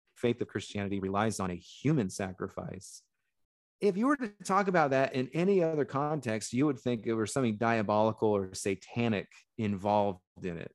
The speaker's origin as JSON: {"language": "English", "country": "United States", "said": "as a white American who has European ancestry"}